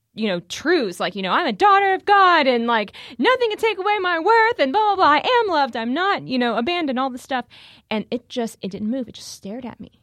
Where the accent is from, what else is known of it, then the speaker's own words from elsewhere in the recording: Houston, Texas, United States; moved away as an adult; also born or lived in Steubenville, Ohio; I'm originally from Houston